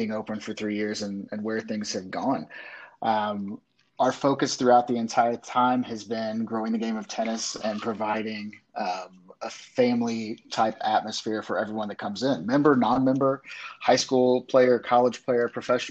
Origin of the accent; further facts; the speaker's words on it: Middle Indiana, United States; moved away as an adult; now in Kentucky, United States; I'm from Indiana originally, which a lot of people down here in Kentucky don't like me to say too loud. But when I do, I am from Middle Indiana